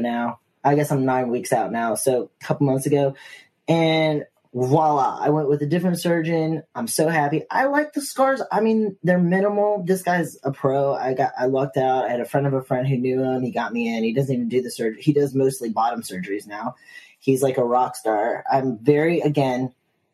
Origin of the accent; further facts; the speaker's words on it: Virginia, United States; now in New York City, United States; growing up in Virginia, I was a smoker